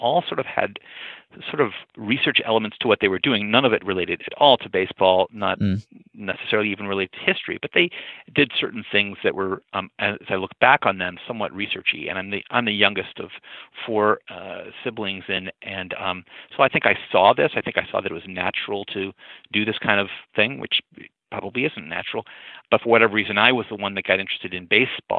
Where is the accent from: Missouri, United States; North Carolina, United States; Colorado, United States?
Missouri, United States; St. Louis; I'm from St. Louis